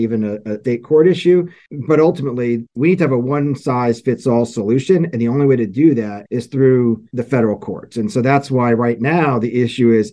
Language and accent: English; New Jersey, United States; now in Washington, D.C., United States; I grew up in North Jersey, so I'm a Knicks fan and a Giants fan as well.